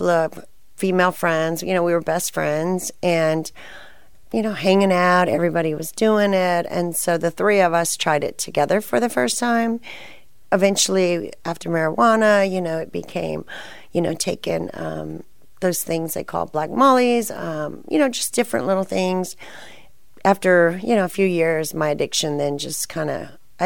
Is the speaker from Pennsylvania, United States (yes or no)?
no; San Antonio, Texas, United States; moved away as an adult; also born or lived in Colorado; now in Austin, United States; my hometown, I was born in San Antonio, and that's where I was living